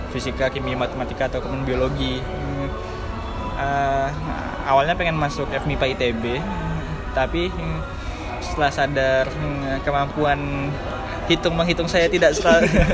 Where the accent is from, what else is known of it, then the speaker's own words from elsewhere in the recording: Pekanbaru, Riau, Indonesia; moved away as an adult; now in Yogyakarta, Indonesia; kami berdua dari Pekanbaru Riau